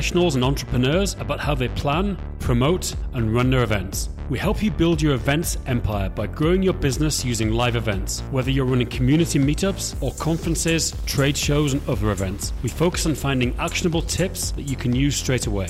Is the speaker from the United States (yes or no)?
no; Yorkshire and the Humber, United Kingdom; now in Prague, Czech Republic; I live in Prague. People that listen to podcasts know, but I'm from Yorkshire, West Yorkshire